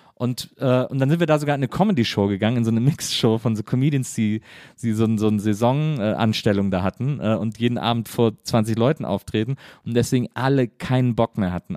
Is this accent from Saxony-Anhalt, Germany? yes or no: no; Wesseling, North Rhine-Westphalia, Germany; komme aber aus Wesseling, das liegt zwischen Köln und Bonn